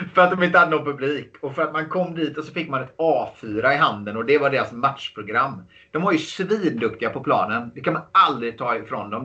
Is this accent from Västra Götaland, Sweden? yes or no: yes; Gothenburg, Västra Götaland, Sweden; Jag, jag kommer från eh, Göteborg